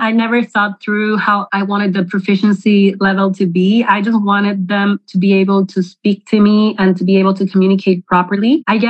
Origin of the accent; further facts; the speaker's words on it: Mexico City, Mexico; born there; English is a second language; Well, I was born in Mexico City. My mother is Panamanian. My dad is Mexican. So I'm half and half. I actually learned English when I was growing up. I was like 2 years old and I went to an American school.